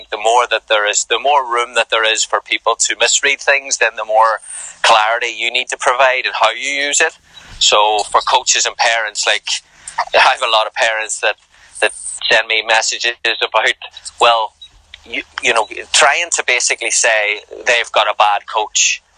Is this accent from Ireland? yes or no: yes; Ireland; now in United States; I'm probably more American now than I am Irish